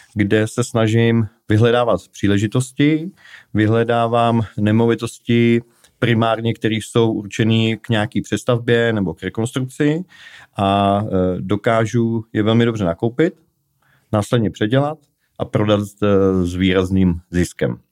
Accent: Prague, Czechia; já jsem z Prahy

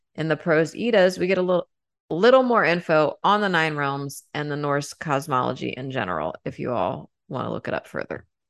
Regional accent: United States; I'm American

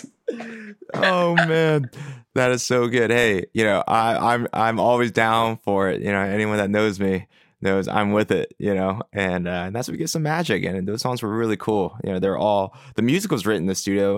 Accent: Philadelphia, Pennsylvania, United States; I grew up in Philadelphia proper, in Northeast Philly

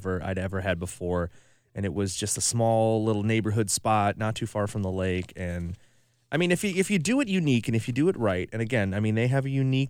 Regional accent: Kenosha, Wisconsin, United States; now in Milwaukee, United States; I'm from the suburb, the northern suburb of Chicago, Kenosha

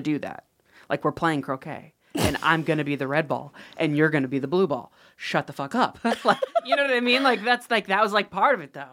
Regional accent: Ohio, United States; I'm from Ohio

